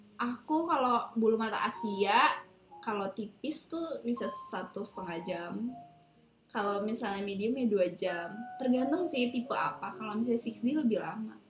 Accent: Tangerang, Banten, Indonesia; moved away as an adult; now in Taiwan; gue dari Tangerang

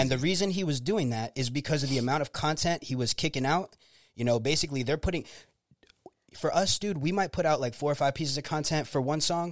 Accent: Clearwater, Florida, United States; I was born in Clearwater, Florida

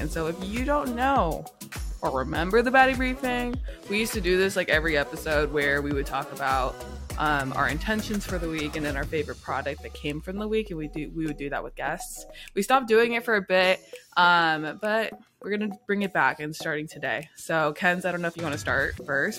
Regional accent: Yakima, Washington, United States; now in San Diego, United States; I'm also from Yakima, Washington, but I'm living here in San Diego

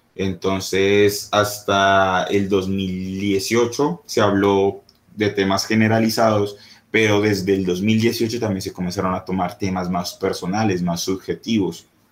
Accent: Colombia; yo soy colombiano

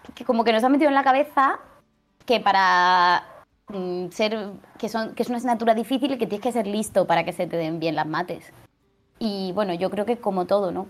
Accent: Murcia, Region of Murcia, Spain; moved away as an adult; also born or lived in France / United States / Mexico; now in Barcelona, Spain; Yo soy de Murcia.

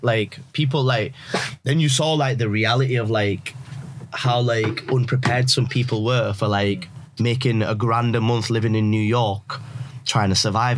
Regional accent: Yorkshire and the Humber, United Kingdom; born or raised there; also born or lived in Pakistan / Canada / Leeds

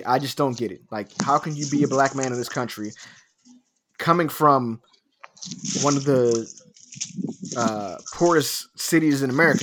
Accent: Philadelphia, Pennsylvania, United States; Because I'm from North Philadelphia. I'm from the hood.

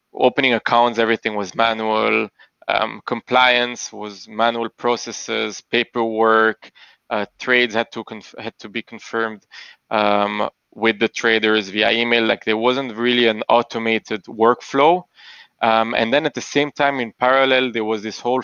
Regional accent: Antwerp, Flanders, Belgium; moved away as an adult; also born or lived in Boston / Panama; now in Tel Aviv, Israel; I was born and I grew up in Belgium in a little town called Antwerp, in a small Jewish community.

